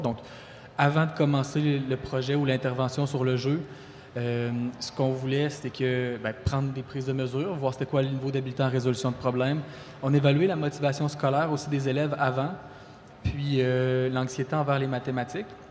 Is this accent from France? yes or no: no; Quebec City, Quebec, Canada; moved away as an adult; also born or lived in Rimouski; now in Abitibi-Témiscamingue, Canada; je suis natif de la région de Québec